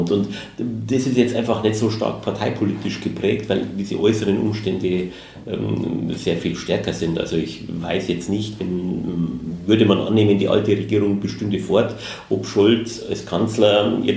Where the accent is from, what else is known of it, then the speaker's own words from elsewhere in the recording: Munich, Bavaria, Germany; natürlich wird man als Münchner keine Stadt äh, München vorziehen, aber Berlin ist sehr spannend.